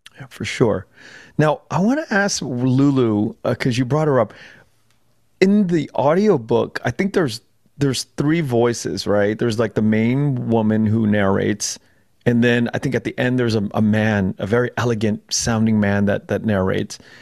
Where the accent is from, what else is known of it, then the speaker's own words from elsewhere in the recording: Los Angeles, California, United States; also born or lived in Chambersburg, Pennsylvania; we moved out when I was like a year old to LA. And I grew up in Koreatown for the first 25 years of my life in Koreatown in LA.